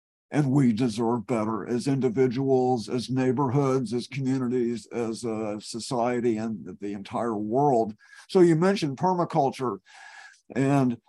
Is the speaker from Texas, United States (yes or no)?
yes; Texas, United States; moved away as an adult; now in Eugene, United States; I've lived here in Eugene for 30 years. I'm a refugee from Texas.